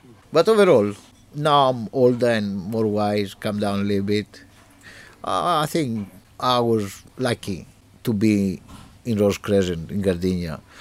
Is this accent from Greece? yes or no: yes; Greece; moved away as an adult; now in Cambridge, United Kingdom; I grew up in Greece.